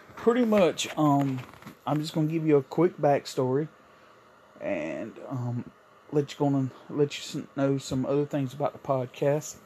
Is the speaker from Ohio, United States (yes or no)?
no; South Carolina, United States; moved away as an adult; also born or lived in New York; I moved back from New York to South Carolina, where I'm originally from.